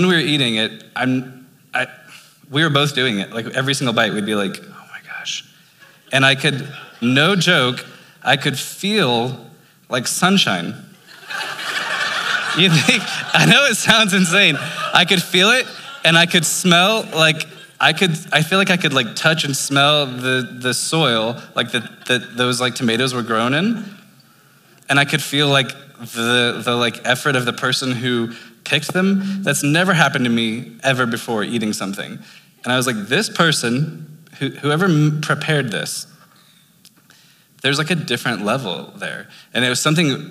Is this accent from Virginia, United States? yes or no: no; Lancaster, Pennsylvania, United States; now in Albuquerque, United States; we're from Lancaster, PA